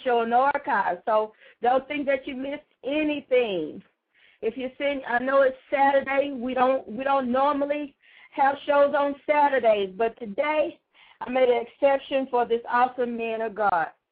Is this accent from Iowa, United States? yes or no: no; Houston, Texas, United States; also born or lived in Atlanta, Texas; I come from Atlanta, Texas, but I tell them, you know, I was raised in South Park